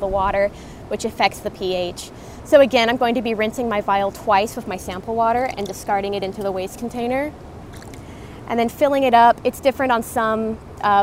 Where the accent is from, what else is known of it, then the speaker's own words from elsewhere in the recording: Austin, Texas, United States; I grew up in Austin, so kind of in the heart of Central Texas.